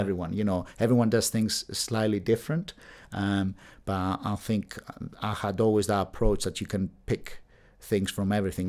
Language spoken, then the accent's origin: English; Athens, Attica, Greece; moved away as an adult; now in Bath, United Kingdom; I'm from Greece, Athens. Um, I was there till the age of eighteen, and then I decided to come to, uh, study at university here at the University of Bath